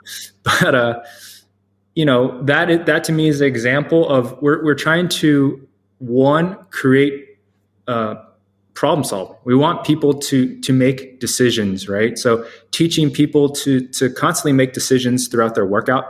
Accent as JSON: {"language": "English", "area": "the DMV area", "region": "Maryland", "country": "United States", "tie": "born or raised there", "also_born_or_lived": "Boston", "said": "I grew up in the Maryland area, the DMV area"}